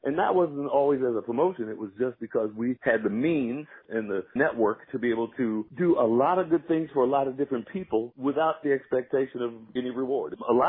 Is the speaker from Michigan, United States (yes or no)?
yes; Michigan, United States; born there; also born or lived in Chicago; I was born in Michigan, so, you know, I listened to, we could hear 1510 WLAC out of Nashville.